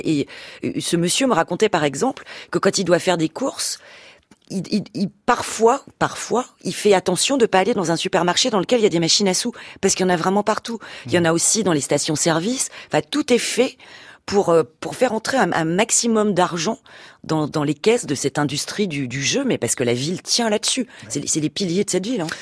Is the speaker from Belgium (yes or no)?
no; France; en tant que française en plus on est quand même un peu les rois des râleurs